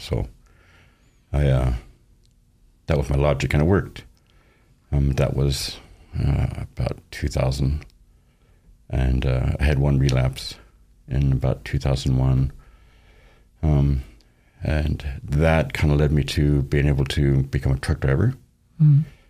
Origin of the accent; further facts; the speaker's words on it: Boise, Idaho, United States; born there; I was born here in Boise, so I'm technically a native